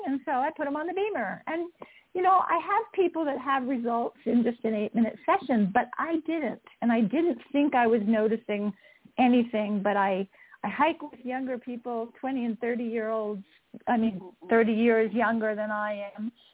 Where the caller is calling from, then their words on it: just south of Salt Lake City, Utah, United States; I am calling in from Utah, just south of Salt Lake City